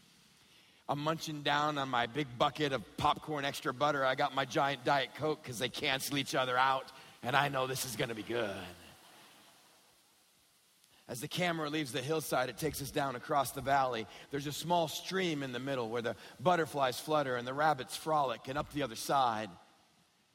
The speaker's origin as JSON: {"language": "English", "region": "West Texas", "country": "United States", "tie": "born or raised there", "said": "growing up in West Texas"}